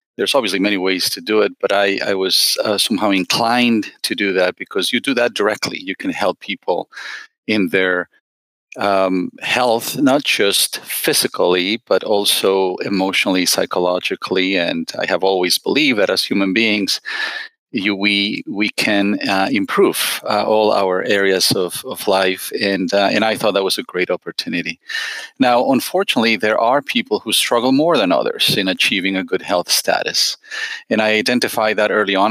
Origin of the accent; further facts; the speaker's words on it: Mexico; moved away; I'm originally from Mexico